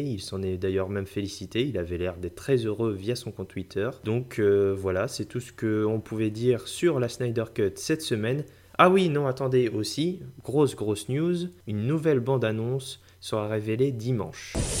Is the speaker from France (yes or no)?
yes; France; chez nous en France